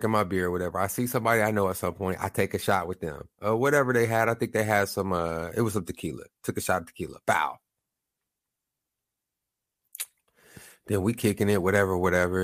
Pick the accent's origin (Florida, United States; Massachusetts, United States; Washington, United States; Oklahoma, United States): Oklahoma, United States; Lawton; now I'm from Oklahoma. I'm from Lawton, small town.